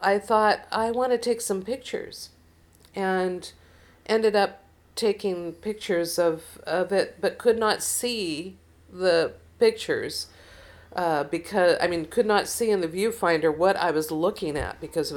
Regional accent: Seattle, Washington, United States; I was from Seattle

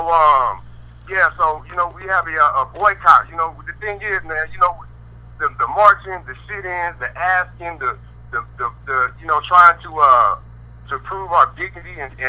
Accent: Colorado Springs, Colorado, United States; So I'm out here in Colorado Springs right now. This is my hometown

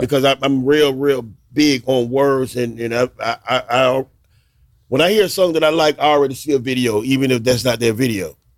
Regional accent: Miami, Florida, United States; I grew up in Liberty City

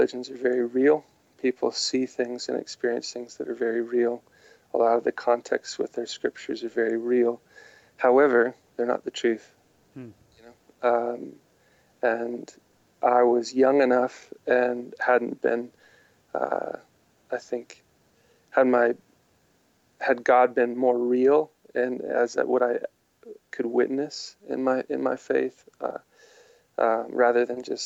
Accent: Midwest, United States; growing up in the Midwest, I didn't experience many charismatic or Pentecostal believers

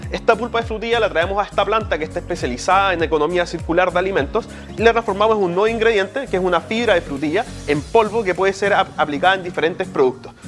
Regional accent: Temuco, Araucanía, Chile; moved away as an adult; also born or lived in Santiago; now in Magallanes, Chile; yo no soy de, Magallanes, yo originalmente soy de la nueva región, soy de Temuco, si bien estaba trabajando en Santiago, significó trasladar a toda mi familia a la región de Magallanes

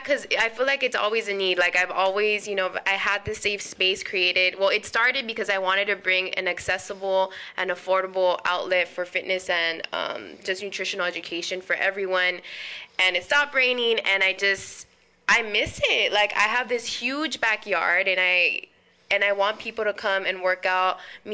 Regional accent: Cudahy, California, United States; I'm from Cudahy, California

